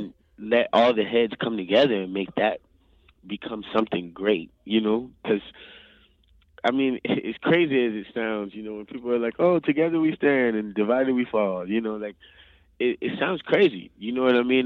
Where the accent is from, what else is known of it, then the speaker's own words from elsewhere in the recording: New Orleans, Louisiana, United States; I'm actually from New Orleans